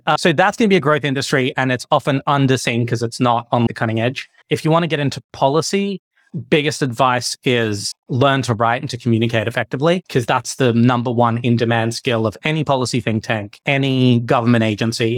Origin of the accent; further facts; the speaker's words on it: Victoria, Australia; moved away as an adult; now in Geneva, Switzerland; I grew up in Victoria